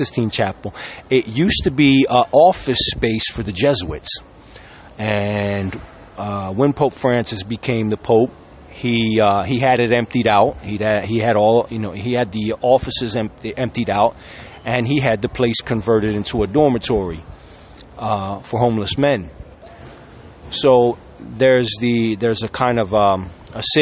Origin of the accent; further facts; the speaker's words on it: Sicily, Italy; I was from Sicily